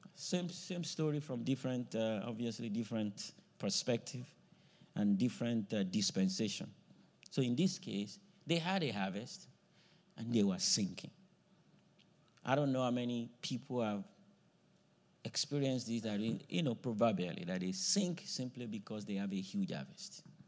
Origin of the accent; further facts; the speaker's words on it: Nigeria; moved away; I grew up in a farming area, you know, the part of the country I grew up from in Nigeria was farming area